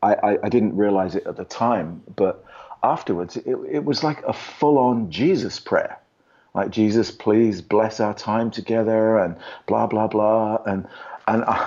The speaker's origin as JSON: {"language": "English", "region": "England", "country": "United Kingdom", "tie": "born or raised there", "moved": "as an adult", "lives_now": "Los Angeles, United States", "said": "I grew up in England, so ostensibly in a non-religious world."}